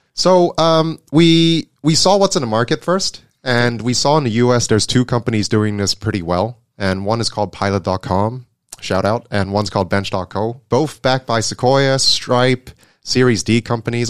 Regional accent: Hong Kong; also born or lived in Netherlands; I was born and raised in Hong Kong, and, uh, born and bred here

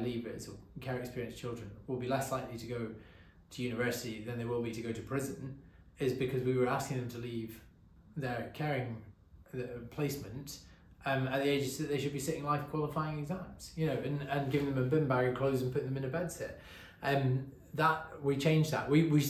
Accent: England, United Kingdom; I was born in England. My dad is half Welsh.

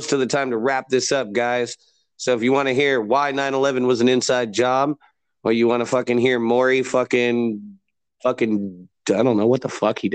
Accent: United States; we're American

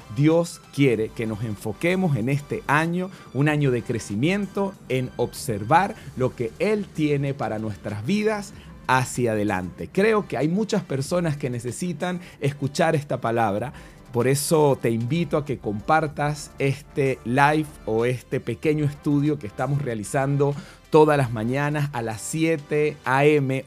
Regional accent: Venezuela; now in Santiago, Chile; yo soy venezolano y vivimos en Santiago de Chile

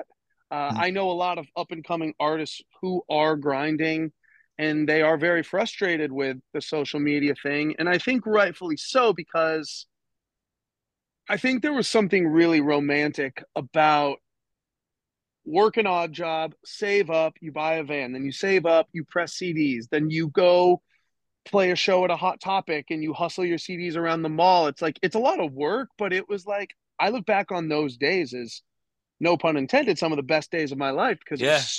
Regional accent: Minnesota, United States; moved away as an adult; growing up in Minnesota

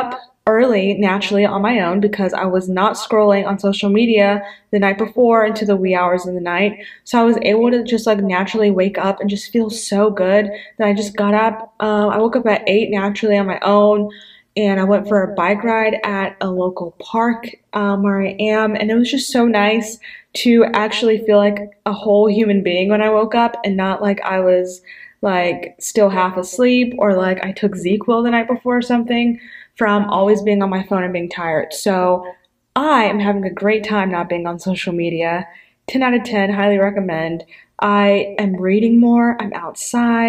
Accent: Pensacola, Florida, United States; A lot of churches in my hometown do this. It's called Pray for Pensacola

